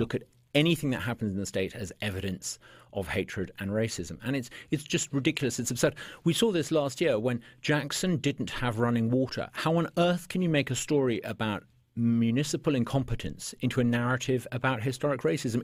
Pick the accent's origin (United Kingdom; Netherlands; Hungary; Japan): United Kingdom; moved away as an adult; now in Mississippi, United States; I'm a British by birth